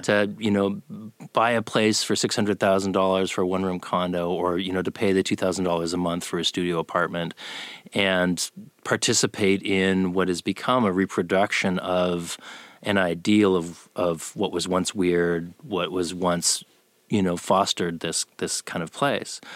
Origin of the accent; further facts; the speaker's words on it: Canada; moved away as an adult; now in Austin, United States; I'm from Canada